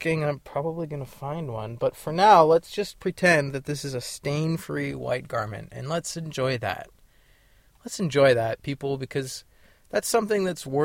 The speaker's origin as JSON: {"language": "English", "region": "California", "country": "United States", "also_born_or_lived": "Paonia, Colorado", "said": "I'm from California. And I am back in California"}